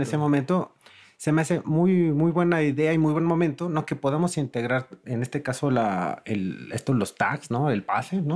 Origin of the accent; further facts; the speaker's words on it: Mexico City, Mexico; como chilango